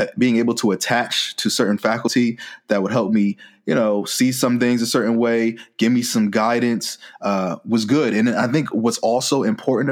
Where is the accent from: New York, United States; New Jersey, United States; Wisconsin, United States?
New Jersey, United States; moved away as an adult; also born or lived in Virginia; I was originally from New Jersey and then I went to school all the way in Virginia as well